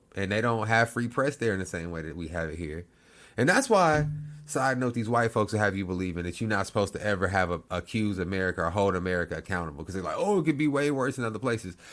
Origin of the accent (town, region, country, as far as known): United States